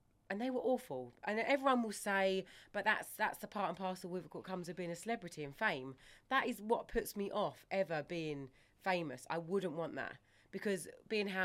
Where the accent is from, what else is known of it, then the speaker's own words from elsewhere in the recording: Ongar, East of England, United Kingdom; we grew up in Ongar, so Brentwood.